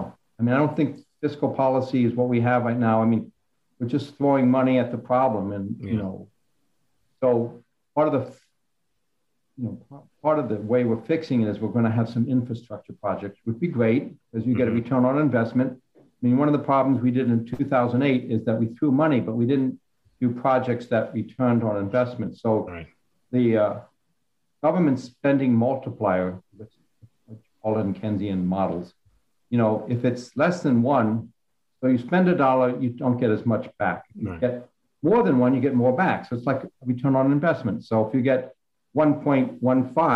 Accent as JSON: {"language": "English", "area": "D.C.", "region": "District of Columbia", "country": "United States", "tie": "born or raised there", "said": "I grew up outside of Washington, D.C."}